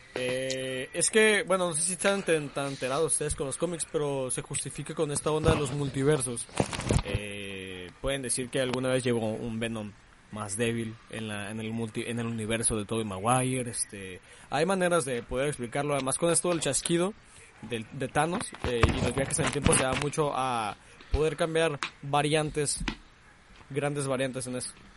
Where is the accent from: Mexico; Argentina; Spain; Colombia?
Mexico; somos los mexicanos